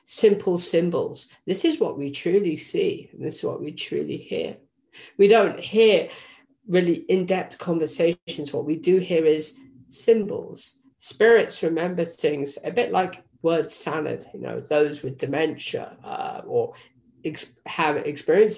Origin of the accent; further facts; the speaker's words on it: England, United Kingdom; moved away; Originally, I was from England